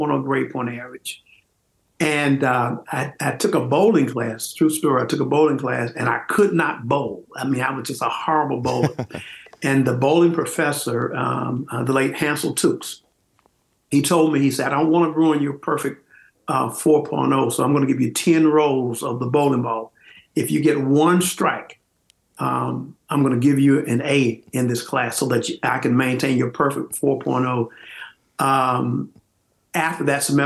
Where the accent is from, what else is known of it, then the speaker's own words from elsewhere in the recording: Tallahassee, Florida, United States; I'm from Tallahassee. So I was born and raised right there in the city